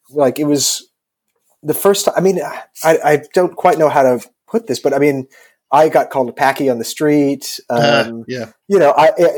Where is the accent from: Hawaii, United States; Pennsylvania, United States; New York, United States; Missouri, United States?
New York, United States; also born or lived in England; now in United Kingdom; growing up in New York.